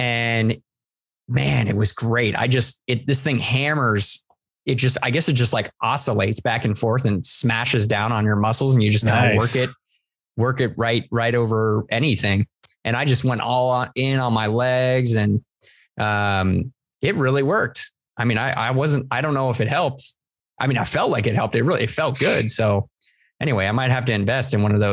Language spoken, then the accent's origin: English; East Coast, United States; also born or lived in Virginia; now in San Diego, United States; I'm from the East Coast.